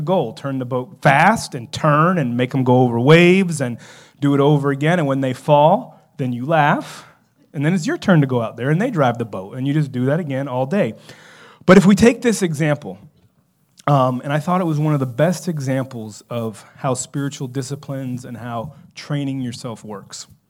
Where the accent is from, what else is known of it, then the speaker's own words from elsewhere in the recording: South Florida, United States; growing up in South Florida